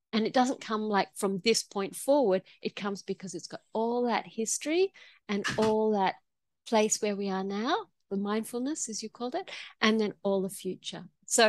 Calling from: Queensland, Australia; I'm calling from Gubbi Gubbi country. So I'm in Queensland, Australia.

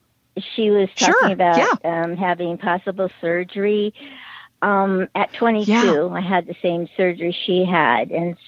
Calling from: Antioch, California, United States; I'm in between San Diego and San Francisco, so I'm kind of right dab in the middle of them both almost.

